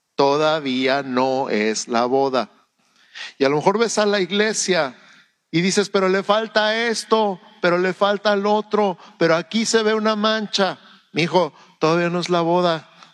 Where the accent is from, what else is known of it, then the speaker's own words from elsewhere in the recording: Mexico; Antes que ser mexicano, soy ciudadano del cielo. Soy embajador del cielo en México